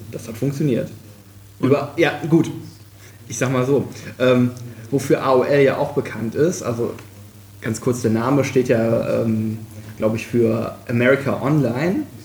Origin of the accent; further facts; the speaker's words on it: Krefeld, North Rhine-Westphalia, Germany; moved away as an adult; now in Kiel, Germany; aufgewachsen bin ich äh, in Krefeld. Das ist in der Nähe von Düsseldorf. Ähm, hab da auch äh, ja, quasi meine Kindheit verbracht